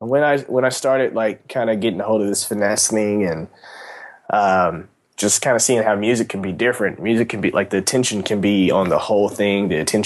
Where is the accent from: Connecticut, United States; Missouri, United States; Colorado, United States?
Missouri, United States; Kansas City; I'm from Kansas City.